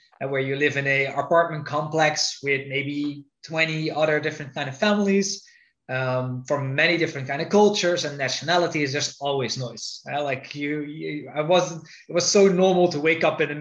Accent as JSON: {"language": "English", "country": "Netherlands", "moved": "yes", "said": "I'm originally from the Netherlands."}